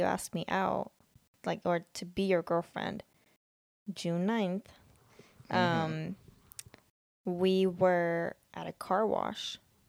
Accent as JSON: {"language": "English", "country": "Sweden", "said": "And then I kind of mentioned that I'm like from Sweden."}